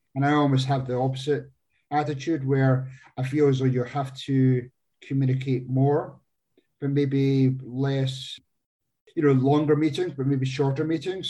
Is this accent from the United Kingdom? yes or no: yes; Scotland, United Kingdom; moved away as an adult; now in Phoenix, United States; I'm not originally from the US. I um, came across here in 99 from Scotland